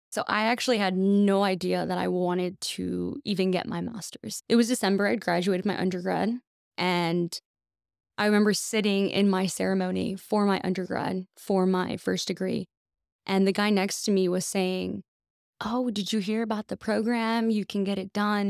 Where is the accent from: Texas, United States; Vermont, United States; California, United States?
Texas, United States; McAllen; I am from McAllen, Texas, born and raised